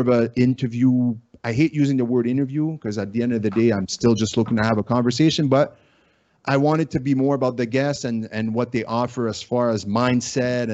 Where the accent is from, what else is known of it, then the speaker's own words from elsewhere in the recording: Canada; accent: Acadian French; first language French; English is a second language; My first language is French, and I'm not only like French, but I'm like French Canadian, but I'm Acadien. Like, I have a very distinct type of French